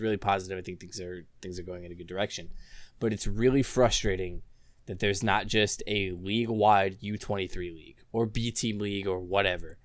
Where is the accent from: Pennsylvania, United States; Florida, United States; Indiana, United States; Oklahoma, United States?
Florida, United States; Orlando; I grew up here in Orlando